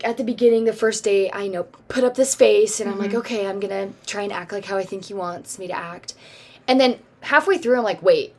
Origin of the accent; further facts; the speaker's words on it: Michigan, United States; Oh, I'm from Michigan.